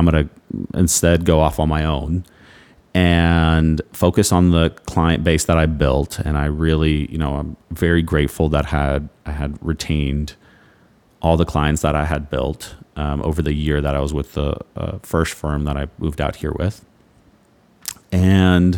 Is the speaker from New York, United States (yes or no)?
no; Houston, Texas, United States; moved away as an adult; now in Naples, United States; my hometown, Houston